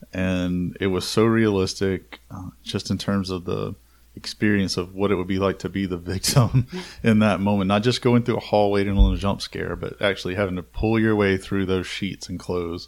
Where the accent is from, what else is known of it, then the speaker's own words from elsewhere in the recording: Gulf Coast, South Alabama, United States; it's on the opposite side of the state from where we grew up in Alabama. We're on the Gulf Coast, and this is the northeast part of Alabama.